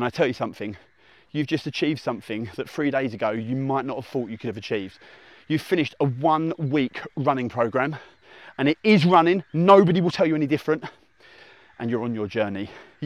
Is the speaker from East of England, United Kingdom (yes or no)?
yes; Essex, East of England, United Kingdom; accent: hybrid Essex; my dulcet hybrid Essex tones, my UK accent